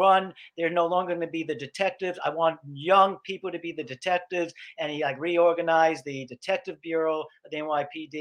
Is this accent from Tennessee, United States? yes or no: no; New York City, New York, United States; I grew up in Brooklyn, and I went to Midwood High School, which was like in the Flatbush area of Brooklyn